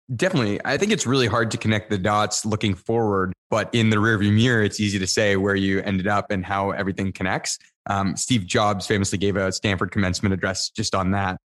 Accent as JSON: {"language": "English", "town": "Niagara Falls", "region": "Ontario", "country": "Canada", "tie": "born or raised there", "said": "I grew up in Niagara Falls, Canada"}